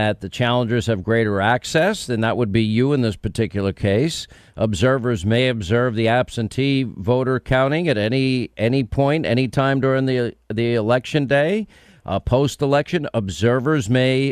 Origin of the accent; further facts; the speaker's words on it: New York, United States; I grew up in New York